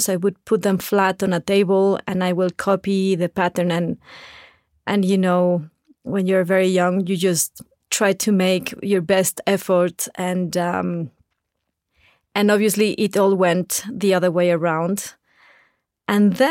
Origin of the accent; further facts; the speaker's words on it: Saltillo, Coahuila, Mexico; English is a second language; I was born in Saltillo, Coahuila, that is the border with Texas, and my family still now we enjoy very much to cross the border